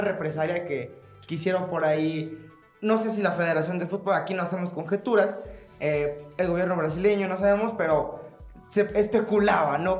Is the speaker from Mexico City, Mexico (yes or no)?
no; Guanajuato, Mexico; llevo toda mi vida viviendo en esta ciudad